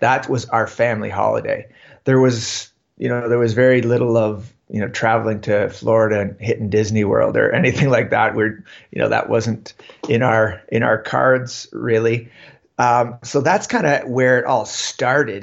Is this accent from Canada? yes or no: yes; Ontario, Canada; moved away as an adult; now in Yukon, Canada; I grew up in Ontario, so, um, just about two hours west of Toronto.